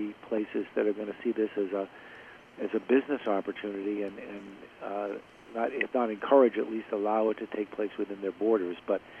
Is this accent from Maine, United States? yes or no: yes; Augusta, Maine, United States; my hometown of Augusta